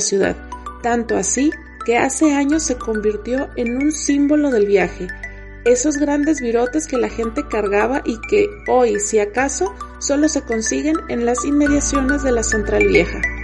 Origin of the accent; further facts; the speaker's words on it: Guadalajara, Jalisco, Mexico; soy Tapatía.